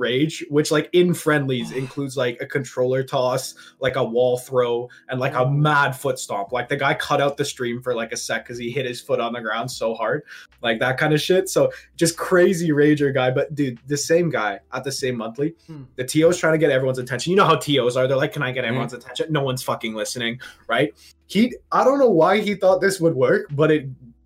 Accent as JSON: {"language": "English", "town": "Toronto", "region": "Ontario", "country": "Canada", "moved": "as an adult", "lives_now": "London, United Kingdom", "said": "So I'm normally from Toronto. I'm in London right now for uni"}